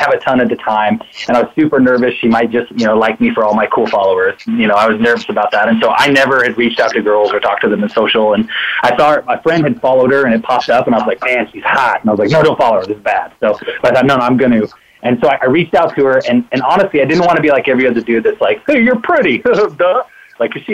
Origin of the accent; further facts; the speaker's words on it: Salt Lake City, Utah, United States; also born or lived in California / Oklahoma; We both grew up in California and Utah